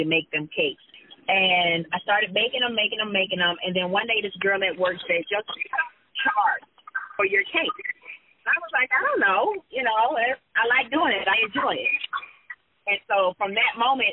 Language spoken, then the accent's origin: English; Tampa, Florida, United States; moved away as an adult; now in Atlanta, United States; I'm from Tampa, Florida, but I live in Atlanta. I've been in Atlanta for 18 years